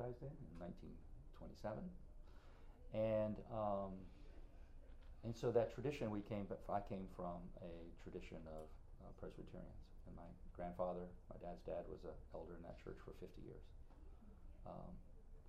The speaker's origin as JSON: {"language": "English", "town": "Winter Park", "region": "Florida", "country": "United States", "tie": "born or raised there", "also_born_or_lived": "Greensboro, North Carolina", "said": "So I grew up in Winter Park"}